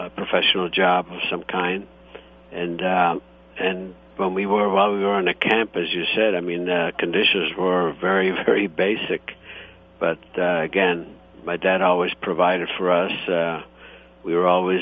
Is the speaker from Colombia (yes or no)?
no; Istria County, Croatia; now in United States; I was born in Italy, and the region is Istria, and however now it's Croatia.